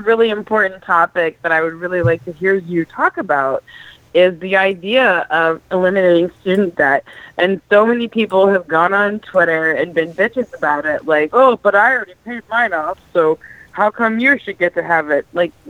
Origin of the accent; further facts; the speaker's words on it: Massachusetts, United States; I'm from Massachusetts.